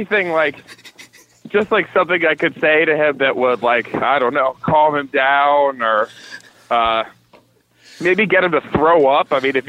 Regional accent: Boston, Massachusetts, United States; now in Los Angeles, United States; Yeah, I'm from Boston.

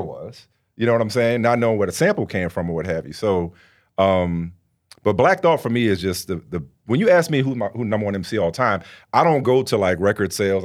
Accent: New Orleans, Louisiana, United States; I grew up in New Orleans

